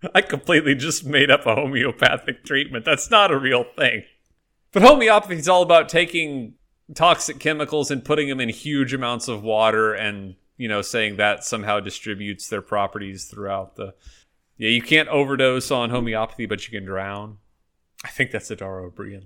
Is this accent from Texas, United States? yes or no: yes; Texas, United States; I am from Texas